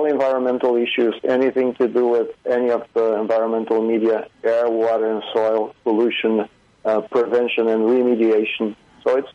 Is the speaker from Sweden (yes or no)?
no; Brazil; moved away as an adult; also born or lived in Toronto, Canada; now in Prince George, Canada; I was living in Brazil. The city I lived in, which is my hometown